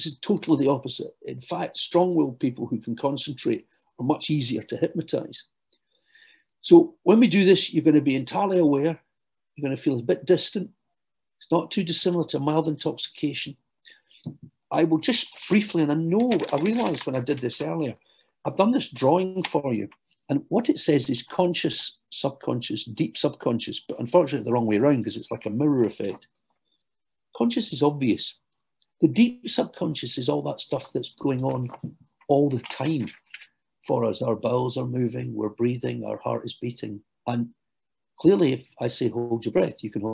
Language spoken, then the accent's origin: English; Glasgow, Scotland, United Kingdom; now in London, United Kingdom; I know you can tell from my accent, although I work in London, I hail from Glasgow